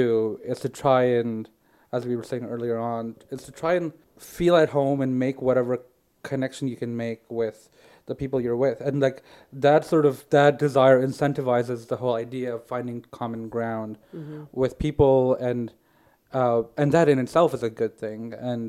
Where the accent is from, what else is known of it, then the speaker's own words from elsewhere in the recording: India; also born or lived in Saudi Arabia; I'm Indian. My parents are Indian. I was born in Saudi Arabia, and I lived the first few years of my life in a very like Indian community in Saudi Arabia